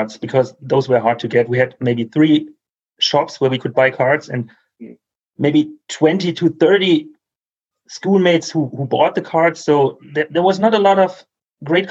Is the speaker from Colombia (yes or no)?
no; Germany; English is a second language; I'm from Germany